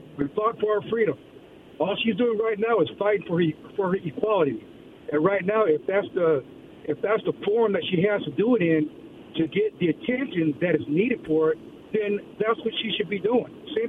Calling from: Kennewick, Washington, United States; calling from Kennewick.

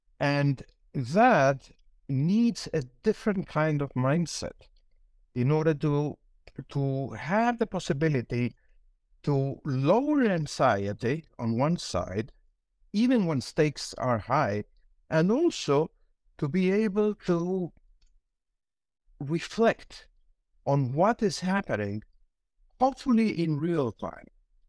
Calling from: Santiago, Santiago Metropolitan Region, Chile; I'm presently at Santiago, Chile.

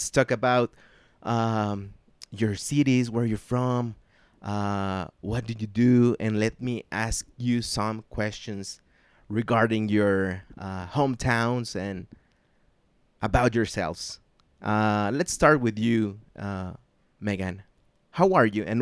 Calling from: Zapopan, Jalisco, Mexico; English is a second language; I'm recording this from Zapopan, Jalisco, Mexico, in the west side or the west coast of this great country

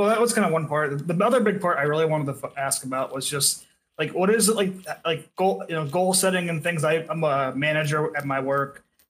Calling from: Idaho, United States; Oh, Idaho.

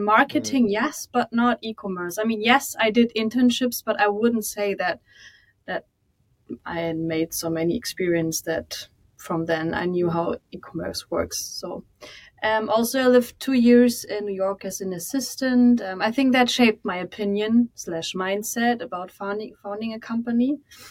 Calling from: Hamburg, Germany; Right from Hamburg, most beautiful city in Germany.

